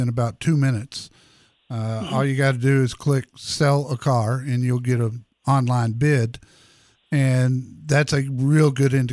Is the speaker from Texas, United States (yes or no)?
yes; Arlington, Texas, United States; right here in my hometown